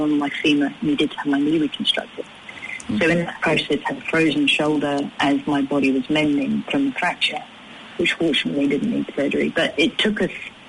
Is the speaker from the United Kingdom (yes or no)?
yes; United Kingdom; moved away; me being British